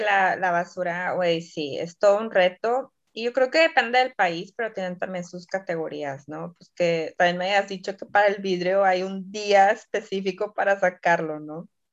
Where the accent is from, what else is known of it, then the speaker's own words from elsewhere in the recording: Mexico; now in Poland; como buena mexicana